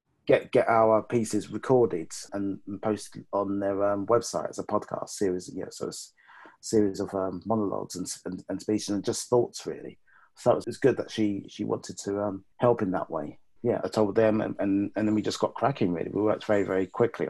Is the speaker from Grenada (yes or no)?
no; London, United Kingdom; I grew up in West London all my life.